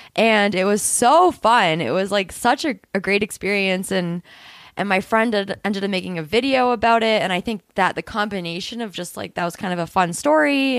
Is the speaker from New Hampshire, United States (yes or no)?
yes; New Hampshire, United States; now in Boulder, United States; I'm from New Hampshire, and I very strongly identify with the East Coast